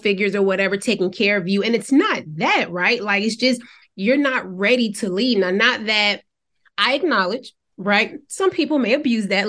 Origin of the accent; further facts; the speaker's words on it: Savannah, Georgia, United States; moved away as an adult; also born or lived in Nashville, Tennessee; I'm from Georgia, Savannah, Georgia.